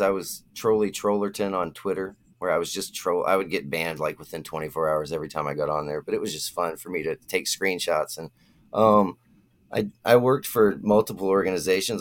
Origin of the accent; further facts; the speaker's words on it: Florida, United States; I'm from Florida